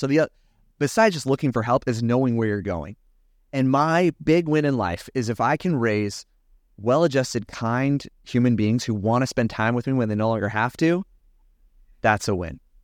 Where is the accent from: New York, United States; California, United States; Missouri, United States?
California, United States; I grew up in California.